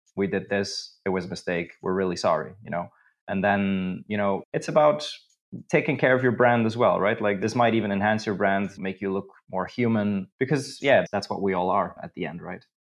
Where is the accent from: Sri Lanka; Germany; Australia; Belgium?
Belgium; moved away as an adult; now in Krakow, Poland; I'm originally from Belgium, so I'm, I'm, the perfect example of a Belgian